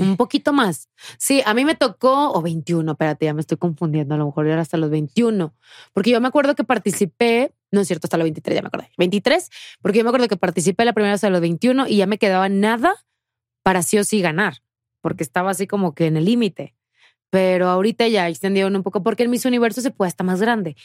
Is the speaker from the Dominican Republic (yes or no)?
no; Tamaulipas, Mexico; moved away as an adult; me fui de Tamaulipas. O sea, hace siete años